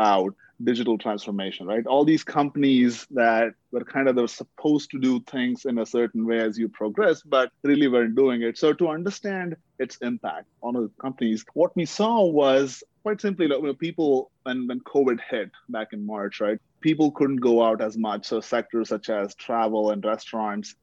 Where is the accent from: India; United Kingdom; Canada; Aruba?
India; moved away; growing up in India